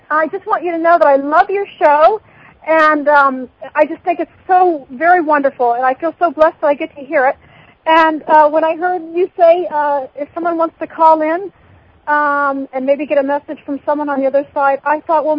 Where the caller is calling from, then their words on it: Utah, United States; I'm calling from Utah.